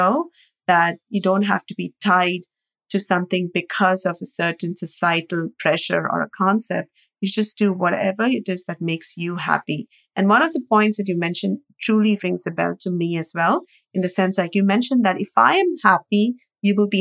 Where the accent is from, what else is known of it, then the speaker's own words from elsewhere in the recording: India; Growing up in India